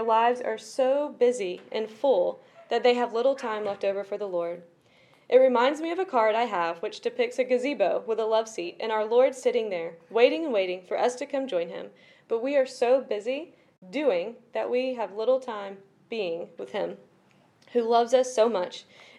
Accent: South Africa; I grew up in South Africa, having the blessing of both parents and grandparents serving in many different ways.

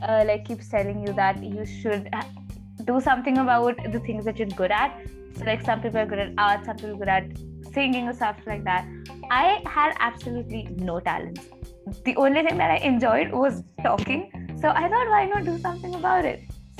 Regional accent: India; the host of Pink Lemonade Podcast. I'm from India.

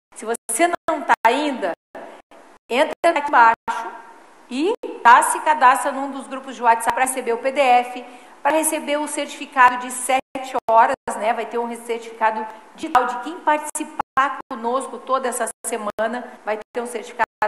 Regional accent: Porto Alegre, Rio Grande do Sul, Brazil; also born or lived in Taquaritinga, São Paulo; moro em Porto Alegre há mais de 50 anos já, né? Meus pais se mudaram quando eu era pequena

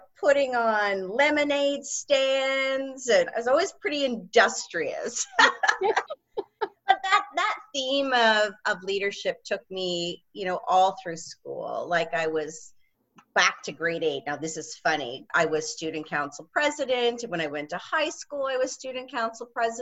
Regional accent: Georgetown, Ontario, Canada; also born or lived in Waterloo, Ontario / Toronto; I grew up in Georgetown, Ontario, which is just northwest of the Toronto airport, a small town

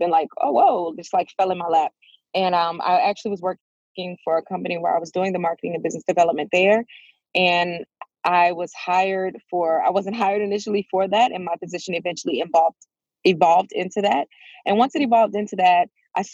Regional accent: Fredericksburg, Virginia, United States; I am currently in Fredericksburg, Virginia. This is where I was born and raised

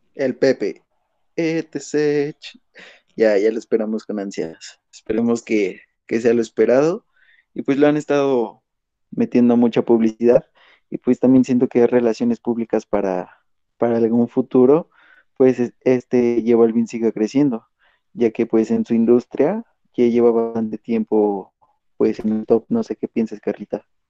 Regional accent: Mexico; seguir siendo los buenos mexicanos que, que hemos sido

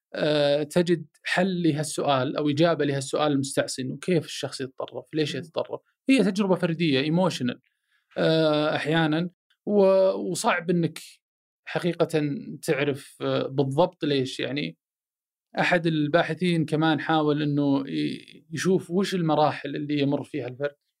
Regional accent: Saudi Arabia; انا سعودي، عربي، مسلم، هلالي، نصراوي

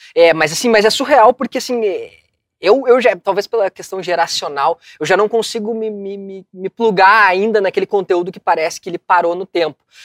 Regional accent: São Leopoldo, Rio Grande do Sul, Brazil; eu sou um cara que sou de um bairro aqui de São Léo

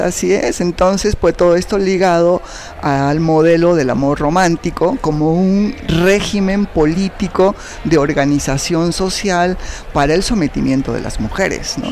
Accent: Arequipa, Peru; moved away as an adult; now in Mexico; soy peruana eh, de nacimiento, ¿no? y viví en Perú hasta los 28 años cuando terminé la licenciatura y yo sentí que no podía seguir viviendo en Arequipa

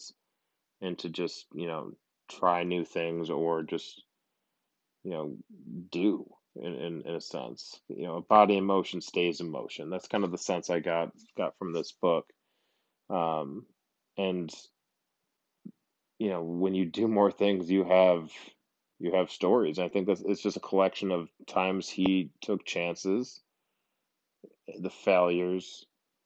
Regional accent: Buffalo, New York, United States; moved away as an adult; now in San Diego, United States; I grew up in Buffalo and moved out to San Diego when I was 23. I've been out here for, nine years at this point

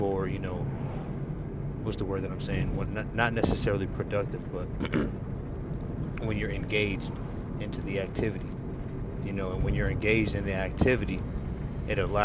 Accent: Phoenix, Arizona, United States; growing up in Phoenix, Arizona

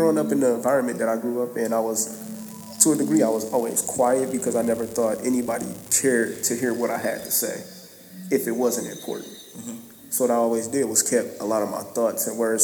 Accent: Flint, Michigan, United States; growing up in Flint when I was younger

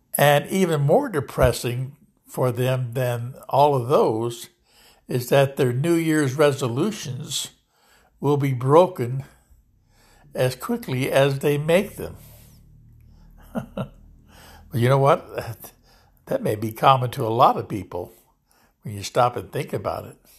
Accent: Lodi, California, United States; here in Lodi, California, my hometown

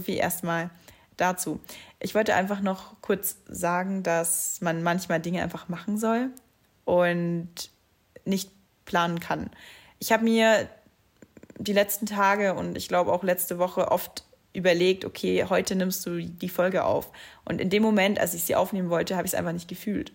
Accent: near Munich, Bavaria, Germany; accent: dialect; ich bin in der Nähe von München geboren, wie man es vielleicht auch teilweise bei gewissen Wörtern hört, spreche ich eigentlich Dialekt.

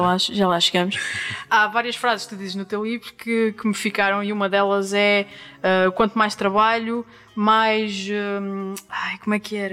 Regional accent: Angra do Heroísmo, Azores, Portugal; moved away as an adult; also born or lived in São Miguel; now in Lisbon, Portugal; na linda e histórica cidade de Angra do Heroísmo, que é também a terra onde eu nasci e vivi até aos meus 18 anos

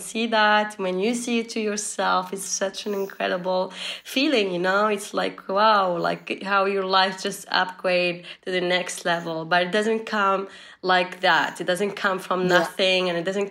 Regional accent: Tunisia; I'm from Tunisia. It's a small country in north of Africa.

